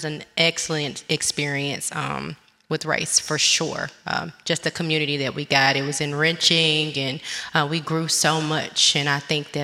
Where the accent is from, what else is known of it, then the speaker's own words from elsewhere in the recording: Olive Branch, Mississippi, United States; also born or lived in Memphis, Tennessee; I'm originally from Memphis, Tennessee. I was raised in Olive Branch, Mississippi.